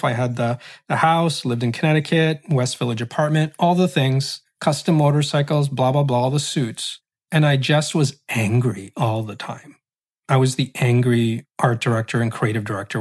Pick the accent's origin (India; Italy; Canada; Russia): Canada; I was Muslim, Roman Catholic, Iraqi, Filipino, growing up in Canada